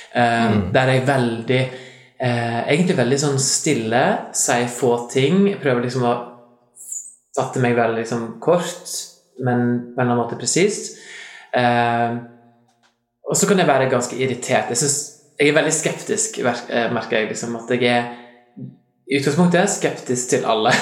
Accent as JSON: {"language": "Norwegian", "town": "Lærdal", "region": "Vestland", "country": "Norway", "accent": "Lærdal dialect", "said": "Jeg er fra Lærdal"}